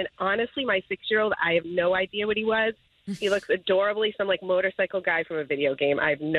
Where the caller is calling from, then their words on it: Natick, Massachusetts, United States; I'm just calling from Natick